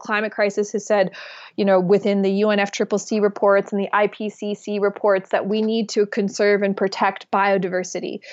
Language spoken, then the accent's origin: English; Alberta tar sands, Canada; I come from the Alberta tar sands, where we have seen the destruction